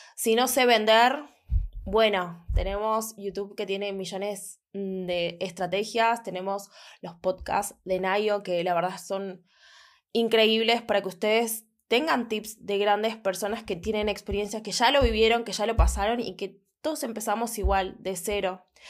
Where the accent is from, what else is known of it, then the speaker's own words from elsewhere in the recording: Buenos Aires, Argentina; soy de Buenos Aires